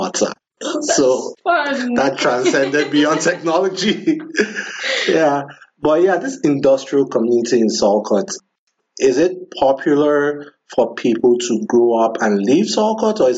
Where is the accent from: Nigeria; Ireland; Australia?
Nigeria; southern Nigeria; I'm from Nigeria, mm-hmm. and I'm from the southern part of Nigeria